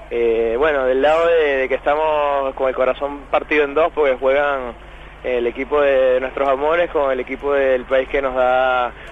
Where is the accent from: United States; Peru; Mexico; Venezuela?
Venezuela; now in Argentina; la mayoría somos venezolanos